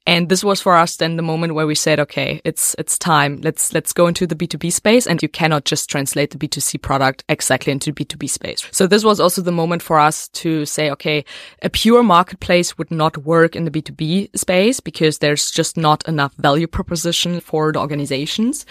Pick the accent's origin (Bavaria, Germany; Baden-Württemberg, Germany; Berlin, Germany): Berlin, Germany; We are based in Berlin, and we are from Berlin